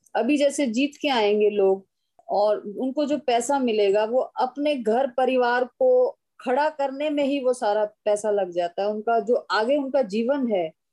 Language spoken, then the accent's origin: Hindi; Haryana, India; मैं हरियाणा से बिलोंग करती हूँ